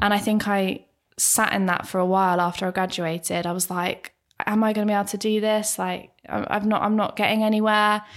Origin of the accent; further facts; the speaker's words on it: Bracknell, South East England, United Kingdom; I am from Bracknell